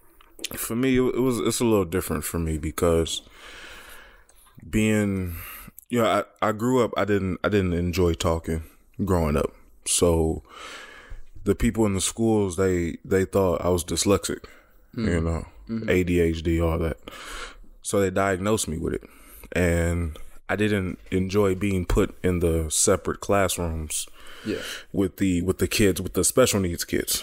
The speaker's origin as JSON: {"language": "English", "town": "Los Angeles", "region": "California", "country": "United States", "said": "And also, I come from South Central, you know, so you hear me speak, you wouldn't think, oh, he's from South there. Central. You know, I don't sound anything like where I came from."}